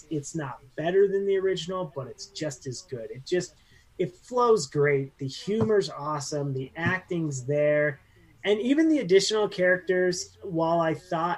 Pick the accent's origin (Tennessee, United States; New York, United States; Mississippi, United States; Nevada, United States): Nevada, United States; Northern; we're Northern Nevada boys